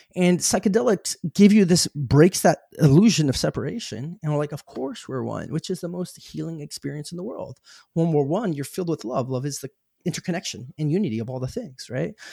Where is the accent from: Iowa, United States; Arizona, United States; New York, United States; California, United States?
Arizona, United States; I grew up in Arizona